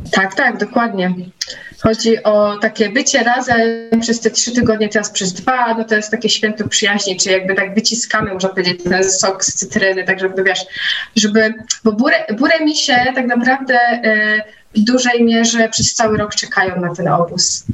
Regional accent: Nowy Tomyśl, Greater Poland, Poland; w Nowym Tomyślu, skąd pochodzę i gdzie mieszkam

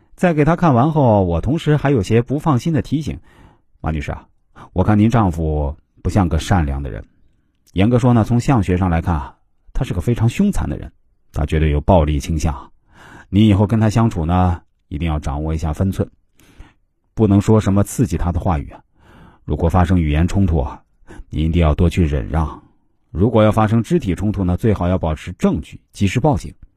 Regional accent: China; 现在我们国家每年都有大量的女子嫁到国外去，但说实话，几乎很少有中国男人能够娶到国外女子。

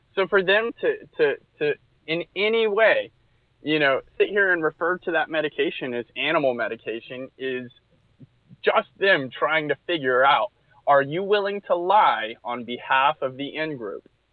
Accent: Atlanta, Georgia, United States; I'm from, I'm from Atlanta

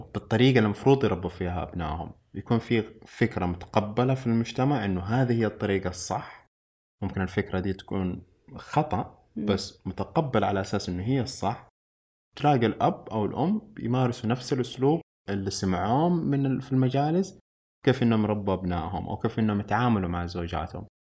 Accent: Saudi Arabia; عندنا في السعودية

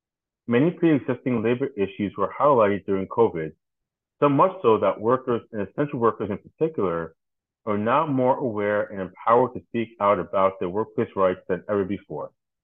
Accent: New York City, New York, United States; as someone who grew up in Staten Island

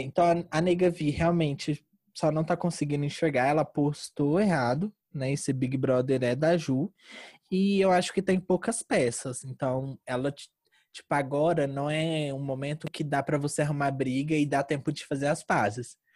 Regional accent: Uberlândia, Minas Gerais, Brazil; eu sou de Uberlândia

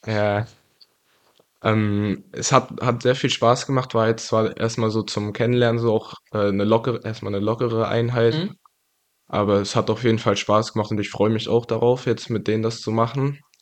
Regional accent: Greifswald, Mecklenburg-Vorpommern, Germany; ich bin in, hier in Greifswald geboren und aufgewachsen.

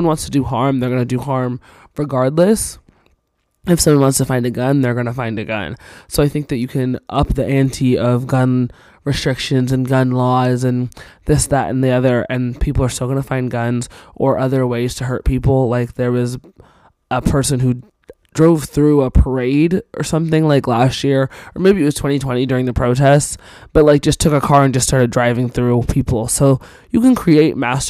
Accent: Cornish, Maine, United States; moved away; I'm originally from Cornish, Maine

